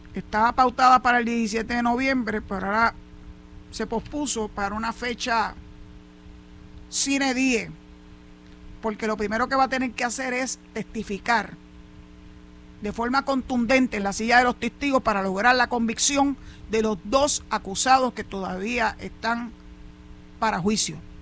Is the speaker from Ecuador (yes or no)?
no; Puerto Rico; como boricuas que somos